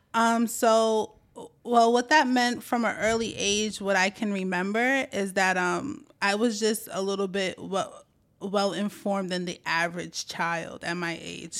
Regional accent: Brooklyn, New York, United States; also born or lived in Staten Island, New York; I was born in Brooklyn, New York

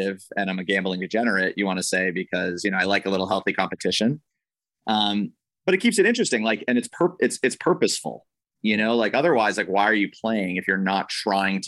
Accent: New Hampshire, United States; now in Los Angeles, United States; I grew up in New Hampshire, right? So I live in LA now

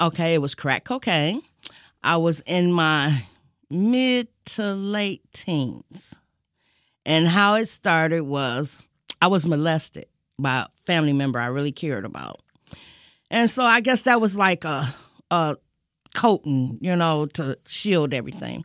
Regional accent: Detroit, Michigan, United States; I am originally from Detroit all my life

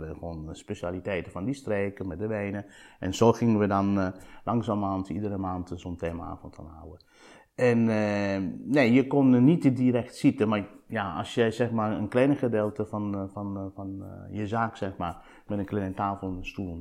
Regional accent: Sicily, Italy; Dutch is a second language; moved away as an adult; also born or lived in Delft, Netherlands / Leiden, Netherlands / Amsterdam, Netherlands; now in Netherlands; Ik kom uit een handelsfamilie uit Sicilië die altijd in de levensmiddelhandel heeft gezeten

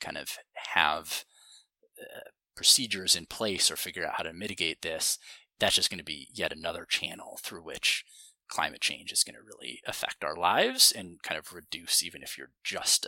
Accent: Montana, United States; now in Los Angeles, United States; I grew up in Montana and now live in Los Angeles

